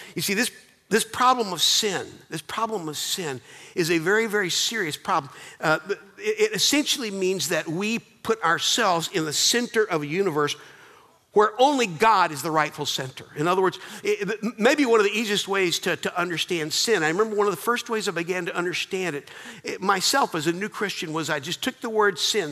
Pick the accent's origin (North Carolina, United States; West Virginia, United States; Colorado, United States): North Carolina, United States; Charlotte; I grew up in Charlotte, North Carolina